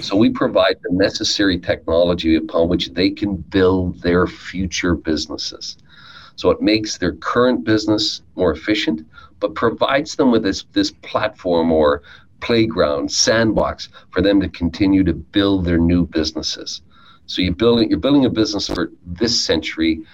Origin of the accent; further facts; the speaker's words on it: Newfoundland and Labrador, Canada; I grew up in Newfoundland